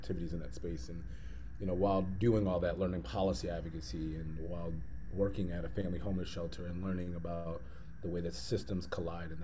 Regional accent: Hartford, Connecticut, United States; moved away as an adult; now in Philadelphia, United States; I'm born and raised in Hartford, Connecticut, and came to Philadelphia to go to school

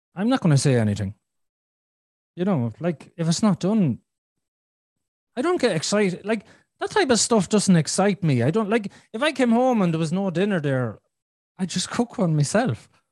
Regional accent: Ireland; I'm Irish

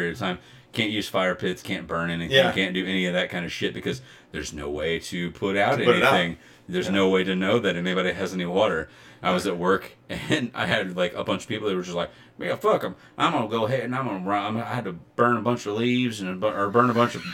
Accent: Southern Illinois, United States; We're from Southern Illinois

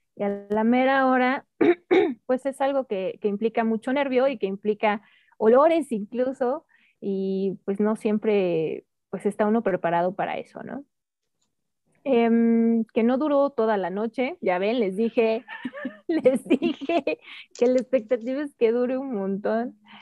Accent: Mexico

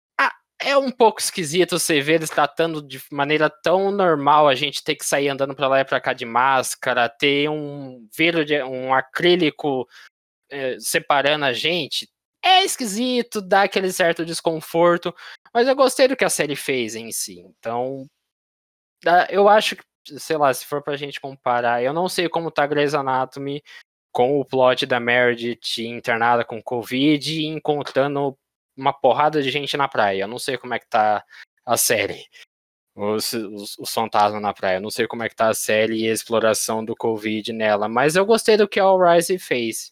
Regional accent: Brazil; a gente, como os brasileiros

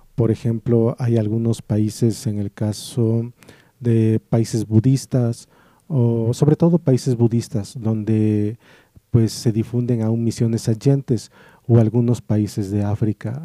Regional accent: Morelos, Mexico; moved away; yo entonces vivía en el estado de Morelos. Y ahí en mi pueblo

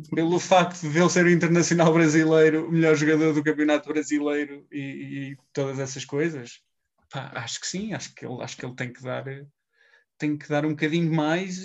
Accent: Leiria, Centro, Portugal; sou de Leiria

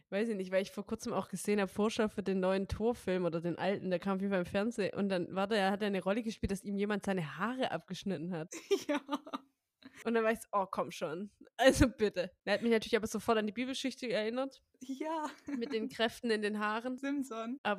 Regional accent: North Rhine-Westphalia, Germany; now in Hamburg, Germany; ich komme ja auch aus Baden-Württemberg ursprünglich und da gab es ja Osterferien. Ja, bei uns in NRW auch.

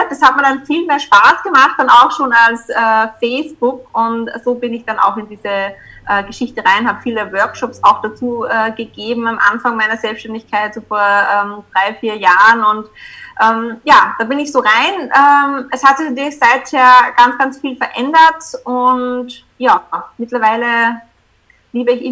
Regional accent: Upper Austria, Austria; ich komme aus Österreich, ähm, genauer gesagt aus Oberösterreich.

